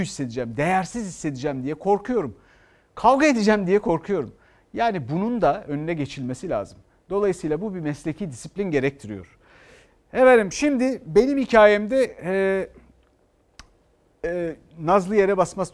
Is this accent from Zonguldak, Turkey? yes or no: no; Istanbul, Turkey; Ben bir İstanbullu olarak